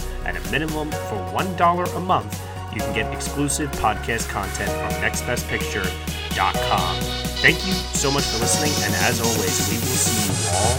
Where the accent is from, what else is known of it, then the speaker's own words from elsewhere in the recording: New York, United States; I'm from New York.